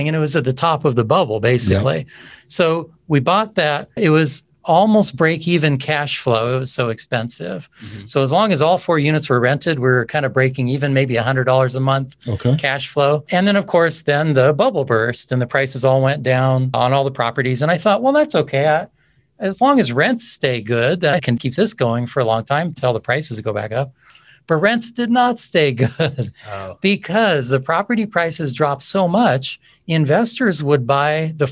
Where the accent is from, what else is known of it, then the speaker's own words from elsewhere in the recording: California, United States; now in Arizona, United States; we have been living in Arizona for a number of decades now. I come originally from California